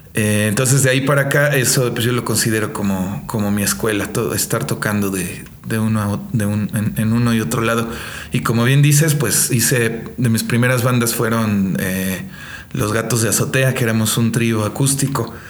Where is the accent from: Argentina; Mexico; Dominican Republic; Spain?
Mexico; also born or lived in Colombia; yo soy colombiano de nacimiento. Eh, mexicano por, por adopción y, por corazón también. Yo crecí con la cultura mexicana